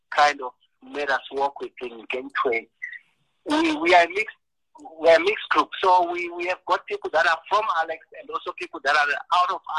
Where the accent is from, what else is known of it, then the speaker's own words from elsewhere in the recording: Eswatini; moved away; I'm actually Swati. I'm not I'm not Zimbabwean.